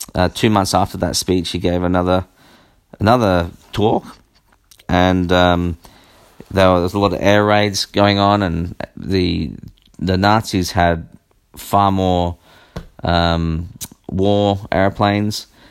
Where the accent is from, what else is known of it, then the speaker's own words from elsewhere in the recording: Australia; I am Australian